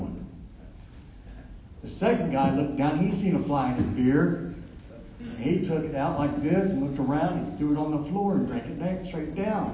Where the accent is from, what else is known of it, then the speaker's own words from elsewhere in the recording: Dayton, Ohio, United States; I'm from Dayton, Ohio.